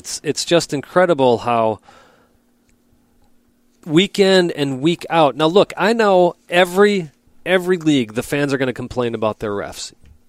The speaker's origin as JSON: {"language": "English", "region": "Wisconsin", "country": "United States", "said": "we're from Wisconsin"}